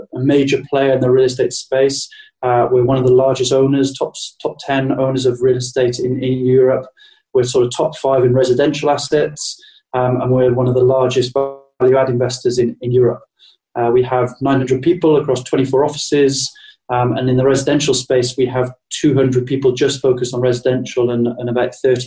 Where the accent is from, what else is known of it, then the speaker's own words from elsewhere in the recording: United Kingdom; to be 6 months in New York as a Brit